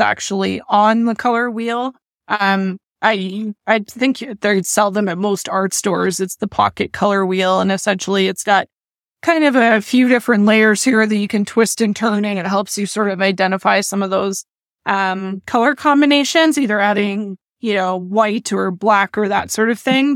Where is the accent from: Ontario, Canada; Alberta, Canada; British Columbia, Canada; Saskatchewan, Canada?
Alberta, Canada; near Edmonton; I grew up near Edmonton